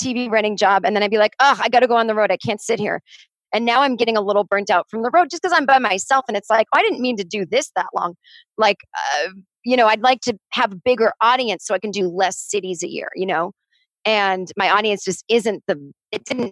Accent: Boston, Massachusetts, United States; now in Los Angeles, United States; I like cold weather again because I'm from Boston

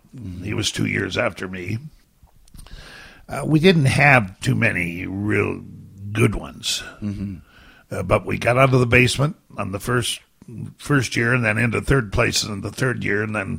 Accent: Ontario, Canada; Southeastern Ontario.

